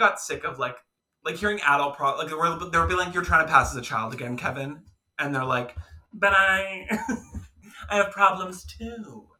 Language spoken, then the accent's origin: English; Canada; as two Canadian queens